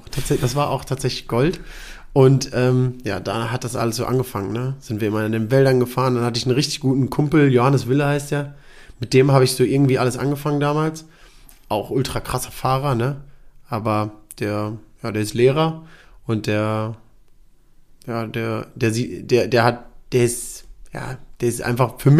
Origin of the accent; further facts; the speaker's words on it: Germany; also ich bin in Deutschland geboren, aufgewachsen und so